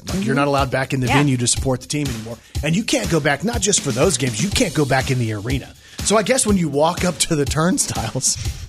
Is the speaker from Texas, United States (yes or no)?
yes; Texas, United States; moved away as an adult; now in Arkansas, United States; I was raised in Texas and then lived in Arkansas for the last 20 something years.